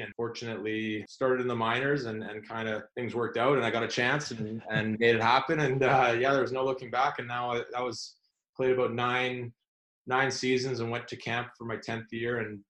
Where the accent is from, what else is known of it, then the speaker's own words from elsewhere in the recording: North Vancouver, British Columbia, Canada; also born or lived in Ontario; I was born in Ontario. I don't know how far back you want me to go, but I grew up in basically North Vancouver.